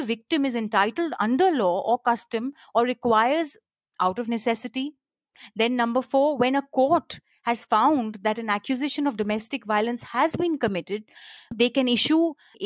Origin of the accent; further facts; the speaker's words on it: Kolkata, West Bengal, India; also born or lived in Chandigarh; now in Mumbai, India; I was born in Chandigarh, brought up in Calcutta, live in Bombay